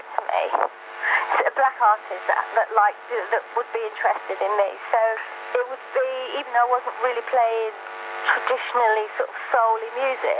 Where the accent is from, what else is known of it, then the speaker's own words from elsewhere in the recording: London, United Kingdom; I grew up in Brixton.